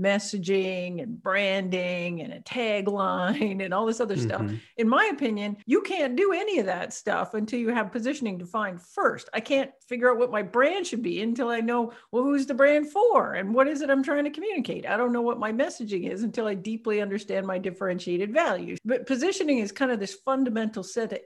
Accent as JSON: {"language": "English", "country": "Canada", "said": "I'm Canadian."}